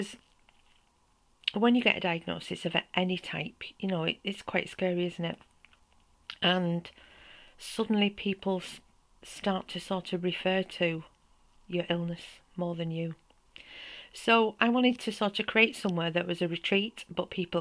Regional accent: St Helens, North West England, United Kingdom; now in Neath Valley, Wales; I'm originally from the north of England, as you can probably tell with my accent, and from a small pit town called St. Helens.

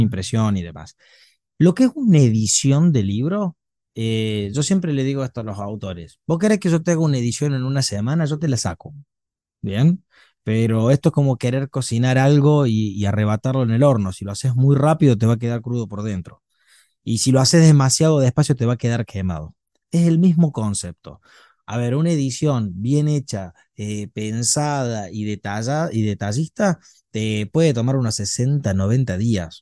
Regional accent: Argentina; nosotros tenemos un país sumamente extenso

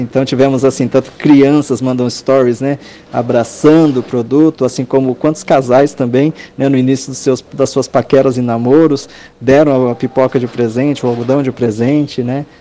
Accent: Brazil; moved away as an adult; also born or lived in Japan; eu, sendo brasileiro no Japão

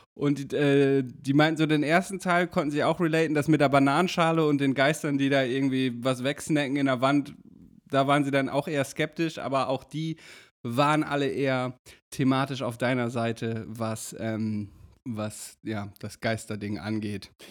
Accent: Damme, Lower Saxony, Germany; meinem Heimatort

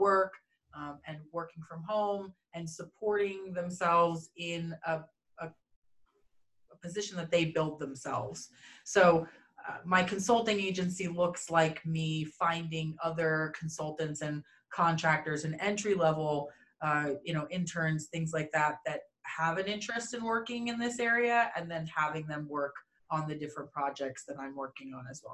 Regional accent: East Coast of the United States, United States; moved away as an adult; now in Denver, United States; I hail from the East Coast of the United States, so that's kind of where I was born and raised.

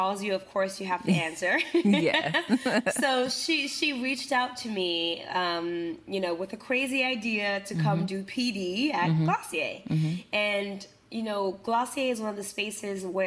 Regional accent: Senegal; English is a second language; now in New York, United States; back home in Senegal

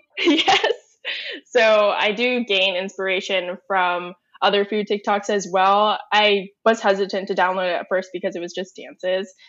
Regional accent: Northern Virginia, United States; I'm born and raised in Northern Virginia.

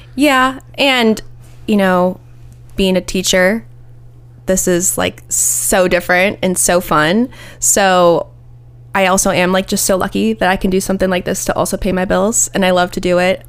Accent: Ohio, United States; moved away as an adult; now in Nashville, United States; I'm from Ohio and I, I love Ohio and I'm an Ohio girl

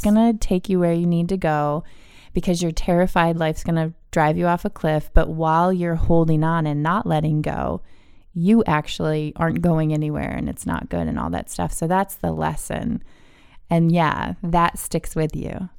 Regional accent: East Coast, United States; I grew up on the East Coast

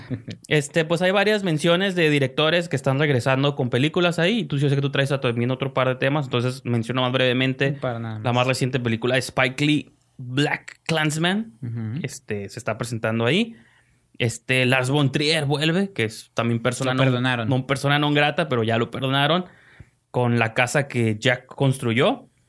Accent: Mexico; como mexicano

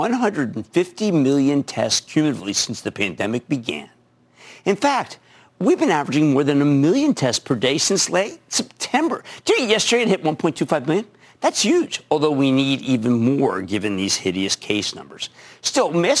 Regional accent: Philadelphia, Pennsylvania, United States; I'm from Philadelphia.

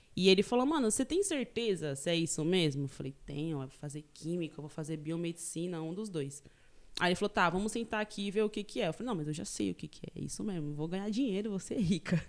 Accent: Taboão da Serra, São Paulo, Brazil; also born or lived in São Sebastião, São Paulo; Eu nasci em São Sebastião, no litoral norte de São Paulo. É, e aí, meu, depois eu vim pra região do Taboão da Serra, zona sul de São Paulo. E faz vinte e tantos, 23 anos que eu moro aqui em Taboão

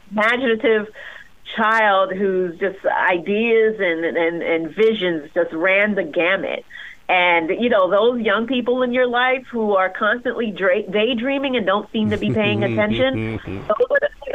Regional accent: Haiti; moved away; I am an immigrant. I was born in Haiti.

